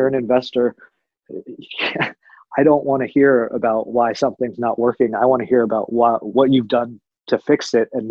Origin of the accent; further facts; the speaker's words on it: Washington, District of Columbia, United States; moved away as an adult; also born or lived in Tucson, Arizona / Denver, Colorado; I was born and raised in Washington, D.C. After graduating high school, I moved out to Tucson, Arizona